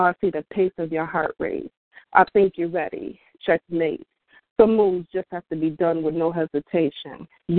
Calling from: New York, United States; I'm calling from New York.

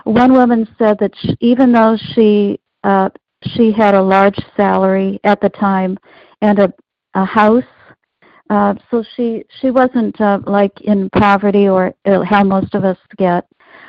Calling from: East Coast, United States; I'm calling from the East Coast.

